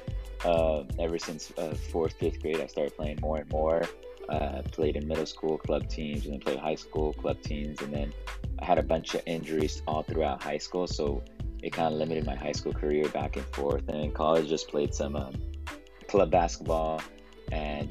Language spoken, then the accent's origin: English; California, United States; we're both from California. I'm in Los Angeles